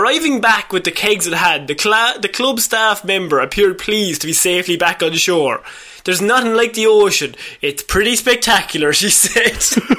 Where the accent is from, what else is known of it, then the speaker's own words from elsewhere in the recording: Ireland; As Irish people, we can relate.